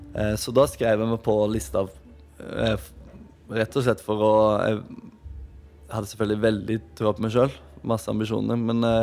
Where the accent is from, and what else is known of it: Åmli, Agder, Norway; born or raised there